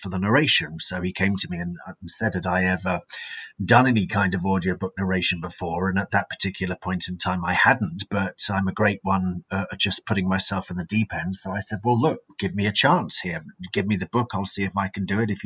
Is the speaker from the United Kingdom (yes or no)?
yes; Brighton, South East England, United Kingdom; now in Monchique, Portugal; I'm English. Originally from Brighton, which is down on the south coast